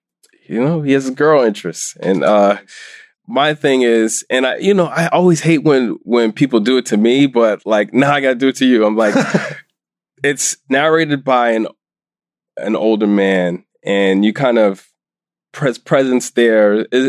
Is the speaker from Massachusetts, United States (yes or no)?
yes; Boston, Massachusetts, United States; also born or lived in Houston, Texas; now in New York City, United States; in many ways, I think of myself as a New Yorker. And then in other ways, you know, I grew up in Boston and I'm a Bostonian at heart.